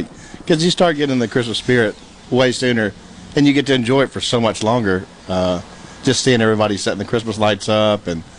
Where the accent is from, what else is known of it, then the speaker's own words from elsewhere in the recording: Mississippi, United States; now in Cleveland, United States; I grew up in Edina, Mississippi.